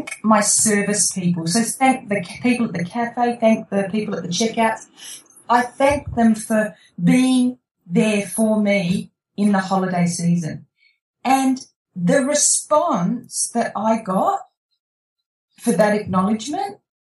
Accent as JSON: {"language": "English", "country": "Australia", "said": "I'm an Aussie"}